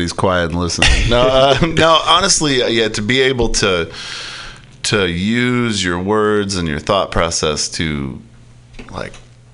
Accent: outside of Chicago, rural Illinois, United States; I grew up in rural Illinois, you know, outside of Chicago

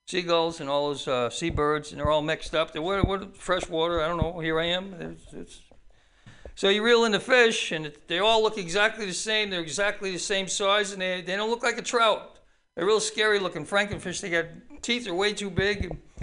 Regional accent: Newark, New Jersey, United States; moved away; my hometown of Newark, New Jersey

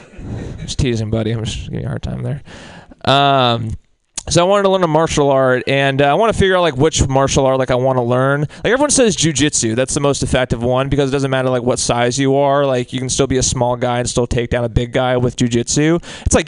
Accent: Marin County, Bay Area, California, United States; I'm from Marin

